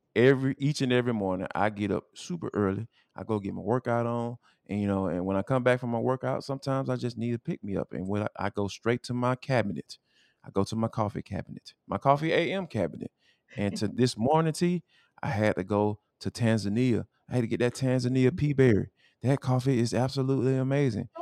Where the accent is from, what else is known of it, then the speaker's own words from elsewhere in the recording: Atlanta, Georgia, United States; accent: Atlanta dialect; I'm from Atlanta.